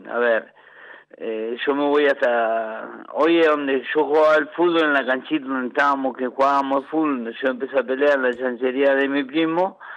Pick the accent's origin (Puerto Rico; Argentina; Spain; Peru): Argentina; Bransen; also born or lived in Figuera; me gustaría morir ahí en Figuera, en mi pueblo, en mi pueblo costero de pero Bransen es el lugar que tengo de, de amistades, de amigos, de, todas las cosas que me han pasado en mi infancia, en mi niñez, están acá.